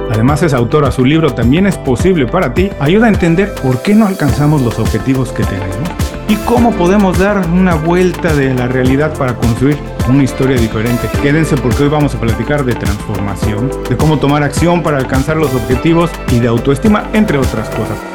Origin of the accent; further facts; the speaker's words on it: Mexico; Yo siendo mexicano